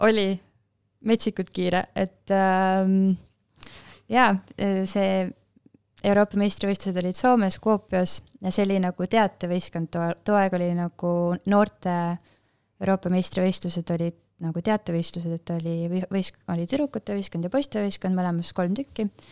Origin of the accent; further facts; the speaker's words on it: Pajusti, Lääne-Viru County, Estonia; me oleme Pajustist pärit